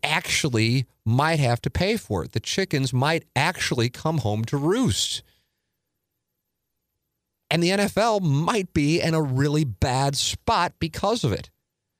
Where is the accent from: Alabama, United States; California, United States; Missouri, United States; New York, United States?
Missouri, United States; St. Louis; it's my hometown.